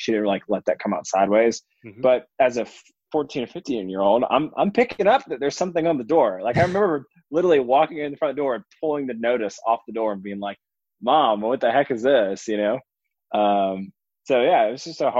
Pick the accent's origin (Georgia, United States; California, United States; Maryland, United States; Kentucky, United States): Georgia, United States; Atlanta; I grew up in a suburb of Atlanta in a fairly affluent area